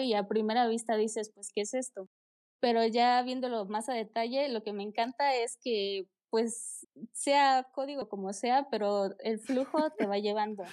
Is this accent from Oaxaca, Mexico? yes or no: yes; Oaxaca, Mexico; yo soy de Oaxaca, México.